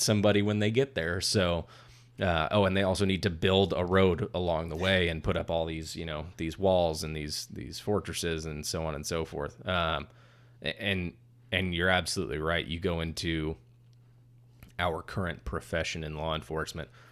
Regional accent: California, United States; I'm from California

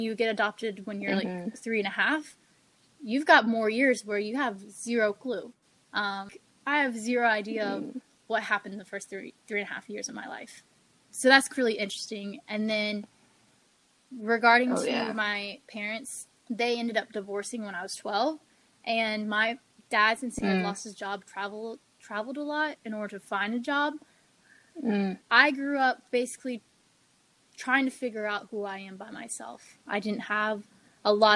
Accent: the South, United States; moved away as an adult; also born or lived in China; now in Florida, United States; I grew up from the South, we have this type of over-encompassing culture

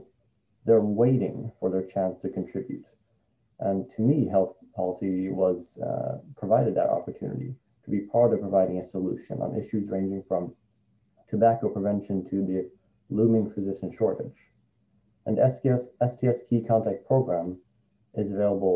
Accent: Stockholm, Stockholm County, Sweden; moved away as an adult; also born or lived in Atlanta, Georgia / Washington, District of Columbia, United States / Vermont; I was born and raised in Stockholm, Sweden. And at the age of 20, I moved to Atlanta, Georgia

